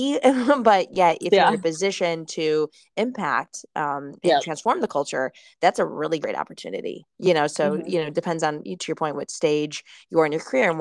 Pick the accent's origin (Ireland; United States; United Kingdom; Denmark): United States; Michigan; moved away; also born or lived in Cleveland; I'm from Michigan